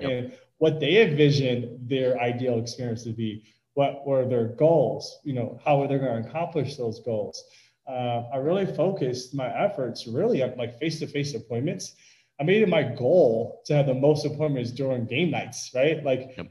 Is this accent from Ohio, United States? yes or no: no; Wheeling, Illinois, United States; growing up in Chicago